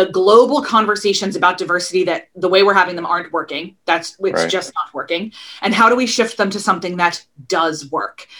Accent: outside of Philadelphia, Pennsylvania, United States; moved away as an adult; also born or lived in Baltimore, Maryland / Kentucky / Northern Ireland / Texas; Loved growing up outside of Philadelphia. I definitely consider myself a Philly girl

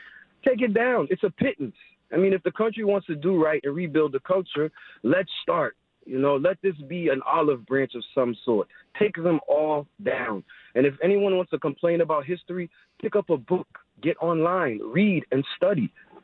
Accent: Boston, Massachusetts, United States; I'm from Mattapan.

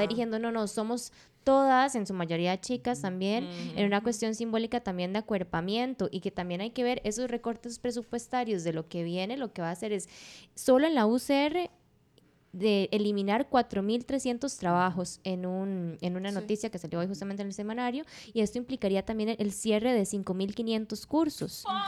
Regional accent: Occidente, Costa Rica; yo soy de Occidente, digamos, yo soy de una zona rural

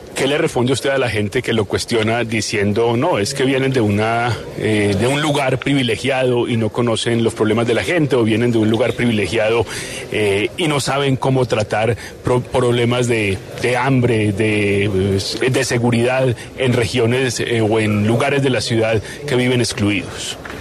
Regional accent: Cali, Valle del Cauca, Colombia; Aquí todos somos caleños

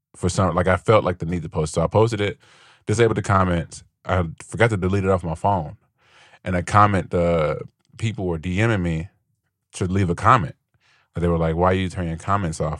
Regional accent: Gary, Indiana, United States; I grew up I was in Gary

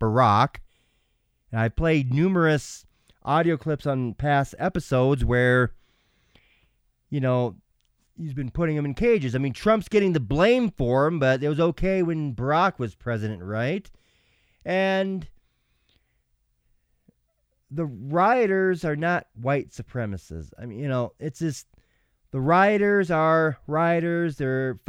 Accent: Minnesota, United States; Minnesota, my home state

